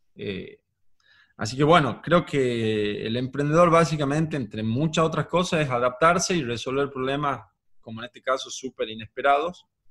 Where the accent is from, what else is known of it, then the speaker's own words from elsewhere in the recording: Tucumán, Argentina; soy de Tucumán